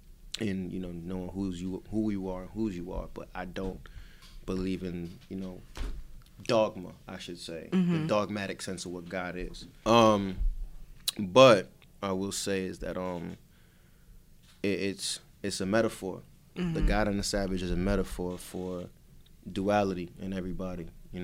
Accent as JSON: {"language": "English", "country": "Jamaica", "said": "He's Trini and Bayesian, I'm Jamaican, you know what I mean?"}